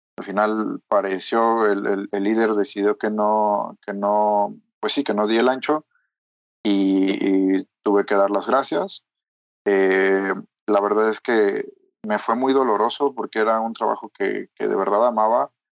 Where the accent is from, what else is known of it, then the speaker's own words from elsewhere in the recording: Mexico; soy mexicano